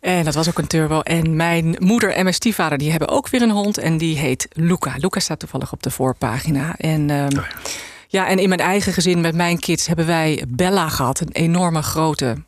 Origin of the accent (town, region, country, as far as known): IJsselstein, Utrecht, Netherlands; born or raised there; also born or lived in South Africa / Kenya